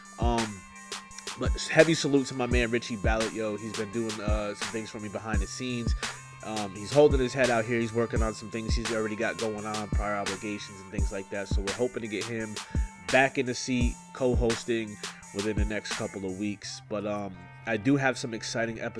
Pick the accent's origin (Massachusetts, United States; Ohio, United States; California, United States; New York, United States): New York, United States; Kingston; from my hometown, Kingston, New York.